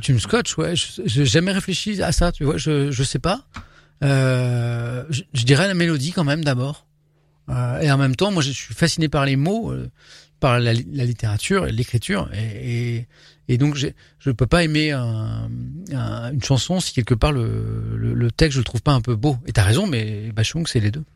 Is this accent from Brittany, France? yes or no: yes; Brittany, France; moved away as an adult; now in Paris, France; je suis un petit breton